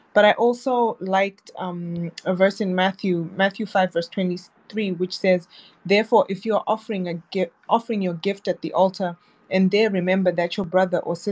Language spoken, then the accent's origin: English; Zimbabwe; moved away; I'm originally from Zimbabwe